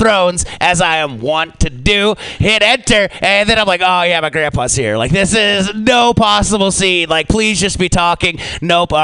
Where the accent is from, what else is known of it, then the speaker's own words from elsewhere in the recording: United States; as an American